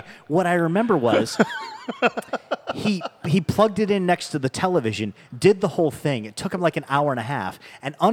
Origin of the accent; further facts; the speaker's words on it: West Coast, United States; now in St. Louis, United States; I grew up on the West Coast